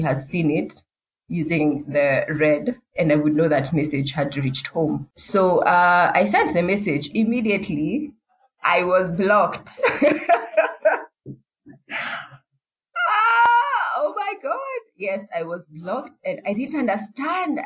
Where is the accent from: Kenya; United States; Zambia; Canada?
Kenya; Nairobi; I'm from Nairobi, Kenya